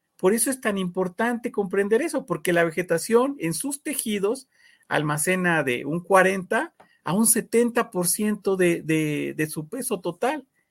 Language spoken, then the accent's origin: Spanish; Mexico; como mexicanos